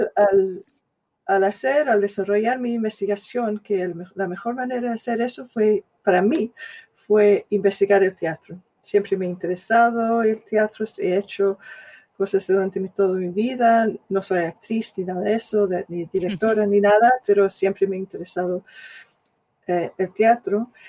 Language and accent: Spanish; Scotland, United Kingdom; Spanish is a second language; now in London, United Kingdom; yo soy escocesa, de clase obrera